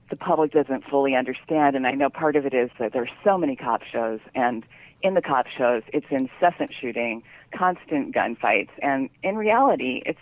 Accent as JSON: {"language": "English", "town": "San Francisco", "region": "California", "country": "United States", "tie": "born or raised there", "said": "And um, it's about growing up in the Haight-Ashbury in the 60s with this crazy mother who took me all around the world."}